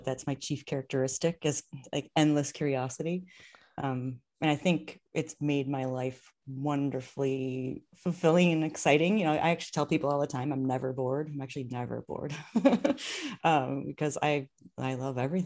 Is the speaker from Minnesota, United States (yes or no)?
yes; Minnesota, United States; I grew up in Minnesota